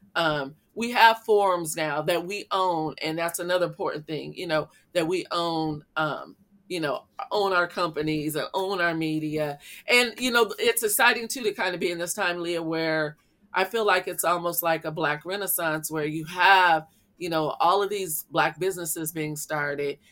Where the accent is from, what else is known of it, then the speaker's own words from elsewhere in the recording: Iowa, United States; growing up in Iowa, my elementary school was all black.